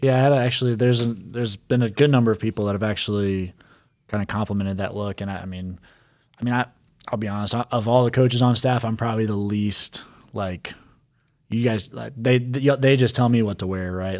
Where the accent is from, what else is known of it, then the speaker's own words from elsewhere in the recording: Charlotte, North Carolina, United States; growing up in Charlotte and going to Grand Slam batting cage